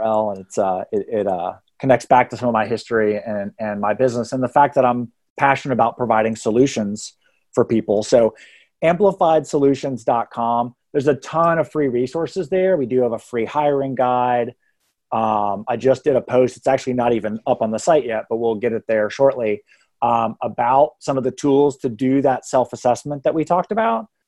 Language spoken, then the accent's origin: English; Texas, United States; now in Atlanta, United States; I went to college twelve-hour drive away from where I grew up in Texas.